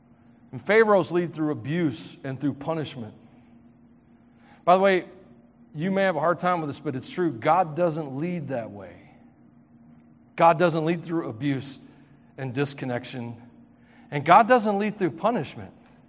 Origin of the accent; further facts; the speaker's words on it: Tennessee, United States; It's a Tennessee thing. Steals, kills, and destroys, y'all. Sorry. Sorry. If you knew what my true accent was, you would not be able to understand me.